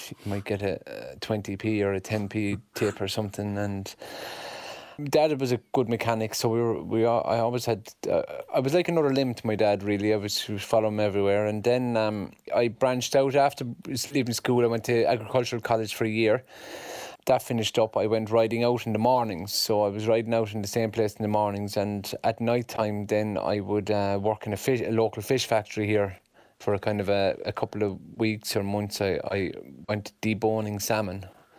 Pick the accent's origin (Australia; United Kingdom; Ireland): Ireland; County Cork; I had a wonderful childhood. We lived on a farm in the town, so we had the best of both worlds.